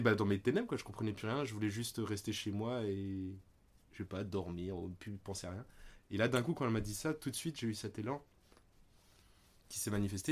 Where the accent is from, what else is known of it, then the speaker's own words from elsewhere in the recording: Réunion; moved away as an adult; also born or lived in Paris; je suis né à La Réunion. Donc il y a déjà 35 ans de cela. Et j'y ai vécu 19 ans.